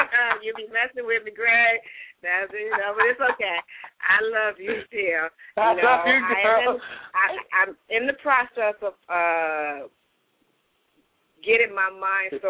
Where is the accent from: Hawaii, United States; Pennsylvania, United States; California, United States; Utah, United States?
California, United States; Compton; now in Georgia, United States; that's where I am today in Compton, California